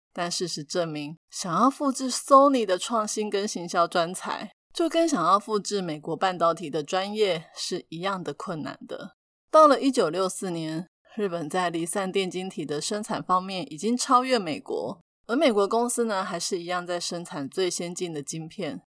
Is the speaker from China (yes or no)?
no; Taiwan; 但是我们台湾人却很紧张